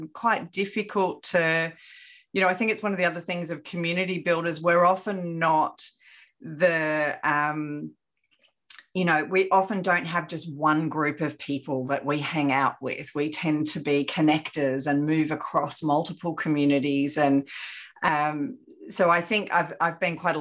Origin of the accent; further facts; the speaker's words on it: Sydney, New South Wales, Australia; moved away as an adult; now in Brisbane, Australia; on the North Shore